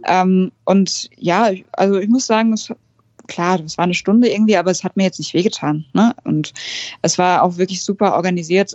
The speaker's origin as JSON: {"language": "German", "area": "near Frankfurt", "region": "Hesse", "country": "Germany", "said": "ich komme aus der Nähe von Frankfurt"}